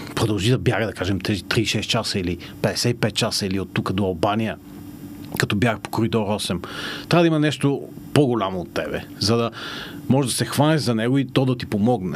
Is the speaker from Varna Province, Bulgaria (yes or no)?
no; Panagyurishte, Pazardzhik Province, Bulgaria; moved away; аз съм израснал в Панагюрище